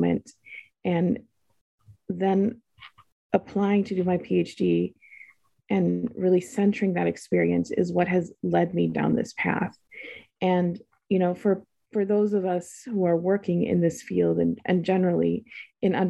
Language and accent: English; United States; in my life as a Muslim, as an Arab, and even as an American